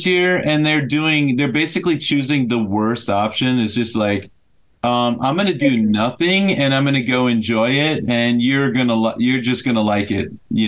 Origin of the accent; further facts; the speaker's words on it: Minnesota, United States; I'm from Minnesota